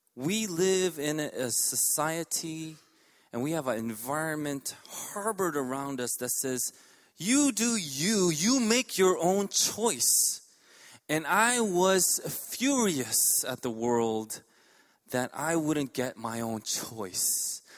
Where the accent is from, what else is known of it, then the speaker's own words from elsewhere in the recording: New York City, New York, United States; I grew up in Elmhurst.